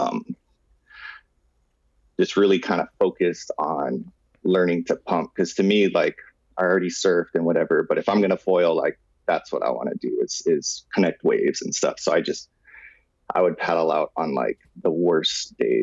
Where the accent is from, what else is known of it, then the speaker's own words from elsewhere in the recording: Kauai, Hawaii, United States; I grew up on Kauai